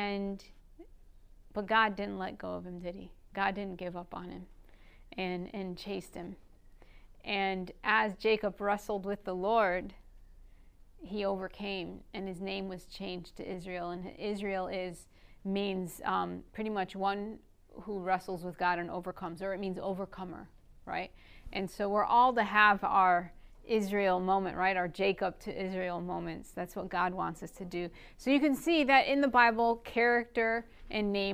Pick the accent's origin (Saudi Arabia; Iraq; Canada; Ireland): Iraq; northern Iraq; first language Aramaic; English is a second language; My mother tongue is Aramaic, and I'm what you call an Assyrian. Not Syria, not like the country Syria, but from northern Iraq